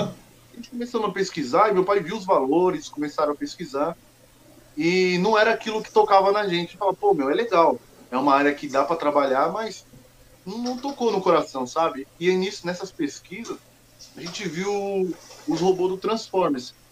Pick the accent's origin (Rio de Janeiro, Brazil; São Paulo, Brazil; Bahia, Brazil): São Paulo, Brazil; Mogi das Cruzes; also born or lived in Goiânia, Goiás; Eu sou aqui de São Paulo mesmo, nasci uhum. em Mogi das Cruzes